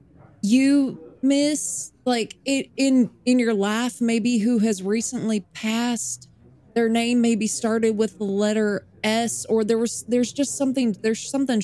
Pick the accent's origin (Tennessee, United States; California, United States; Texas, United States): Tennessee, United States; Nashville; also born or lived in Toronto, Canada; Oh, no. I'm originally from Nashville, Tennessee. For a little bit, I lived in Toronto.